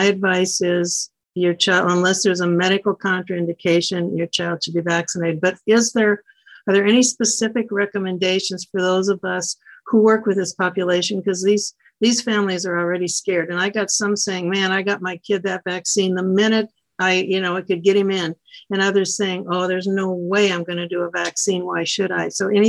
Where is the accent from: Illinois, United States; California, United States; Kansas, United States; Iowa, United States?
Iowa, United States; from Iowa. I work out of Ottumwa.